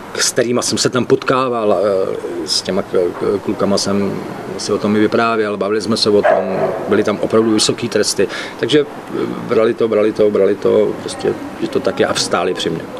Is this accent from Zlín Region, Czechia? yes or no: yes; Moravian Wallachia, Zlín Region, Czechia; moved away; já Ostravák nejsem, jo, já jsem Valach, já jsem z Valašska